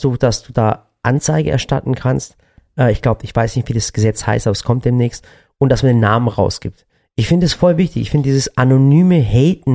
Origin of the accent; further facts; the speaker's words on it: Swabian Jura, Baden-Württemberg, Germany; Wir sind ja hier im Badischen, aber da, wo ich herkomme, von der Schwäbischen Alb